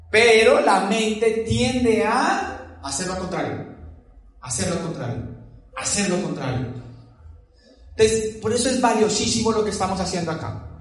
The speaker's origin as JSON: {"language": "Spanish", "town": "Palmira", "region": "Valle del Cauca", "country": "Colombia", "said": "Yo soy de Palmira Valle, una ciudad pequeña también de 300.000 habitantes"}